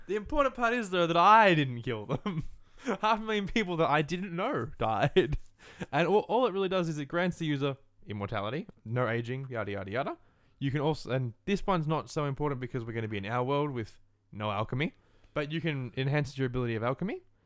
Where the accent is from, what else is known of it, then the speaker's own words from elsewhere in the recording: Australia; being an Australian and living in Australia